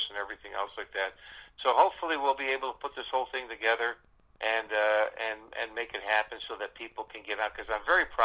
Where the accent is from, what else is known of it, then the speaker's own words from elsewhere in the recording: Cleveland, Ohio, United States; my hometown